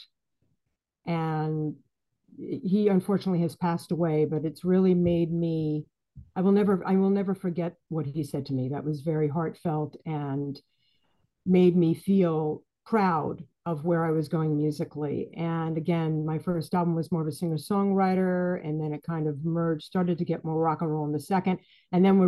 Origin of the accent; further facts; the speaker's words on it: New York City, New York, United States; also born or lived in Boston; I am from the Bronx originally. So is my sister. And I've lived in New York City, went to school in New York City my whole life, other than a stint in Boston